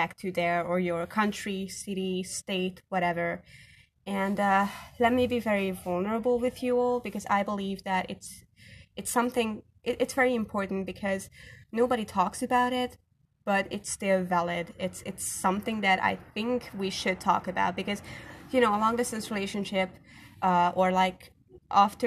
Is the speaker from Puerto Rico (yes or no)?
no; Hungary; English is a second language; I am from Hungary